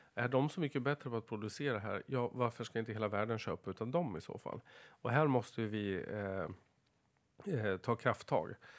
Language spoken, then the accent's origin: Swedish; Floda, Dalarna County, Sweden